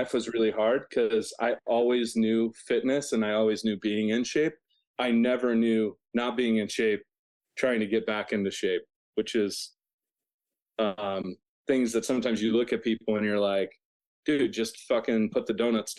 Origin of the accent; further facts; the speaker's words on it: Provo, Utah, United States; So I'm from Provo. I have 5 kids.